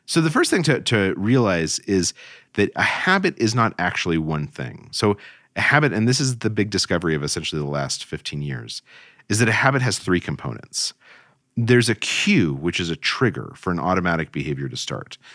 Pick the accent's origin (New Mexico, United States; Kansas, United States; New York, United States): New Mexico, United States; Albuquerque; moved away as an adult; also born or lived in Cairo / East Coast; I grew up in Albuquerque, New Mexico, and then left to go to college on the East Coast